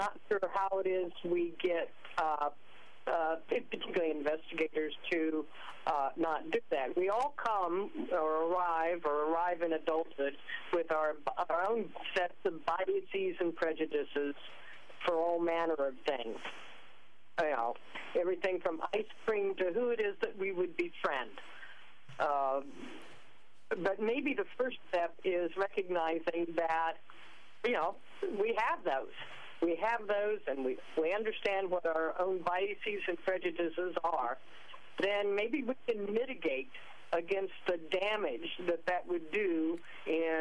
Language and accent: English; Leavenworth, Kansas, United States; moved away as an adult; also born or lived in Ellensburg, Washington; I was raised in Leavenworth, Kansas.